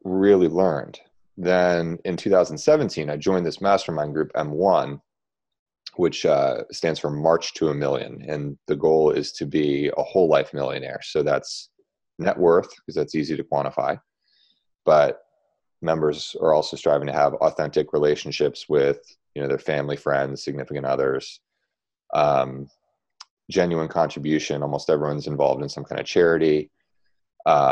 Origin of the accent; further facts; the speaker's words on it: Baltimore, Maryland, United States; I'm from Baltimore